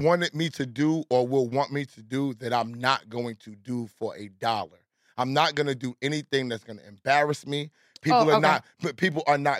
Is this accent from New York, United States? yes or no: yes; New York, United States; I grew up in Southside with ….